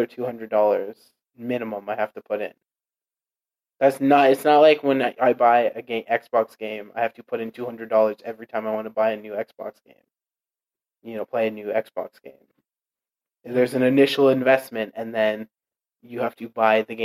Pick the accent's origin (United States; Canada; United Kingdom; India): Canada; as a Canadian